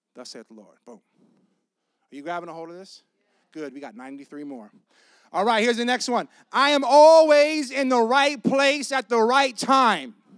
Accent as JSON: {"language": "English", "town": "Tampa", "region": "Florida", "country": "United States", "said": "I'm from Tampa, and Claremont"}